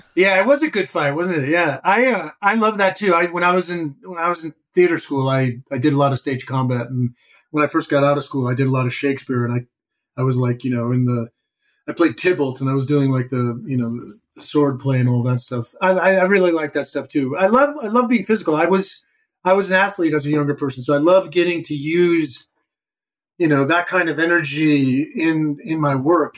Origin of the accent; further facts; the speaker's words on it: Madison, Wisconsin, United States; moved away as an adult; now in New York, United States; I grew up in Madison, Wisconsin